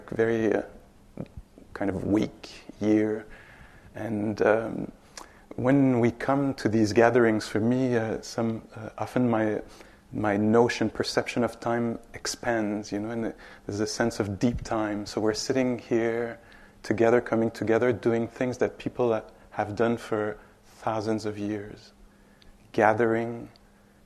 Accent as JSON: {"language": "English", "town": "Montreal", "region": "Quebec", "country": "Canada", "second_language": "English", "said": "I'm from Montreal, straight up. 5-6 hours up north. So I'm Quebecois, Canadian"}